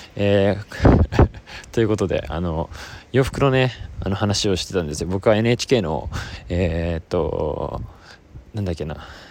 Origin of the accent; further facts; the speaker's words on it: Yokosuka, Kanagawa, Japan; moved away; 今日は僕は、えー、地元横須賀に帰って